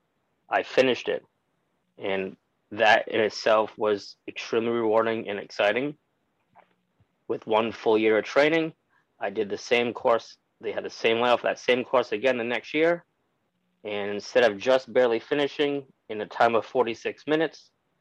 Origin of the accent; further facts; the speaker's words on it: Rhode Island, United States; I'm originally from Rhode Island, where I was born and raised with my family who immigrated here from Portugal when they were children